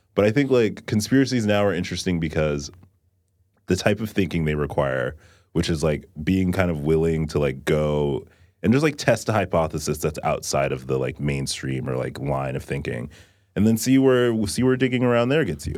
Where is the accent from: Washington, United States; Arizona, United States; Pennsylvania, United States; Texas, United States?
Texas, United States; I grew up in Texas